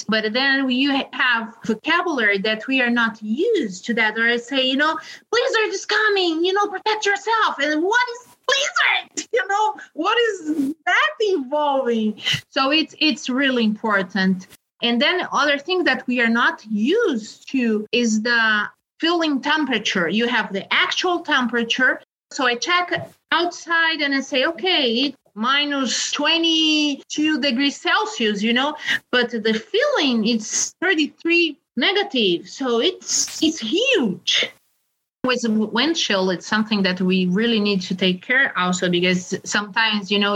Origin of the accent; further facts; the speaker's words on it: Brazil; moved away as an adult; also born or lived in Spain; now in South Dakota, United States; I'm originally from Brazil. I have been studying for 12 years in Spain before coming here to South Dakota